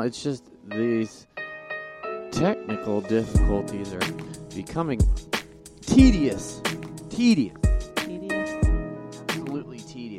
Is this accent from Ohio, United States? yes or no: no; Montana, United States; born there; also born or lived in Texas; I was born in Montana and lived down there in Texas, and family's from Oklahoma, so.